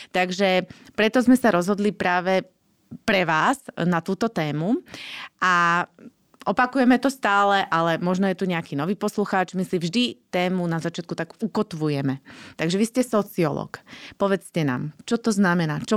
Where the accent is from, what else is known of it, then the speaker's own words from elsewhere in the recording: Slovakia; akí sme my Slováci